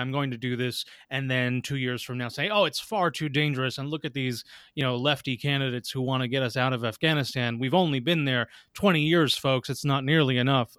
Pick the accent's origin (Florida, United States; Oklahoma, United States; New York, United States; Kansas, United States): New York, United States; New York City; as a New Yorker